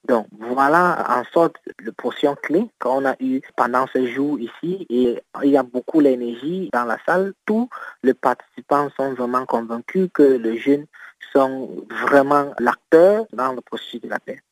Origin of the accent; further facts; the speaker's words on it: Cameroon; mon pays est dans un stade d'insécurité au niveau d'extrême nord